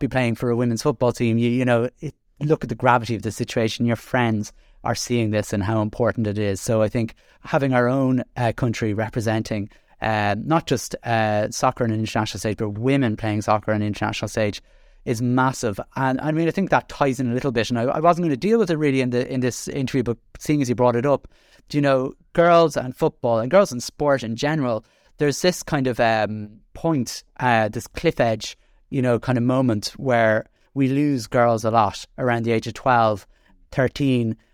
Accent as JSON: {"language": "English", "town": "Dublin", "region": "Leinster", "country": "Ireland", "moved": "as an adult", "lives_now": "Carlow, Ireland", "said": "I'm an exiled from Dublin, but, uh, have, uh, living in Carlow the last twenty years"}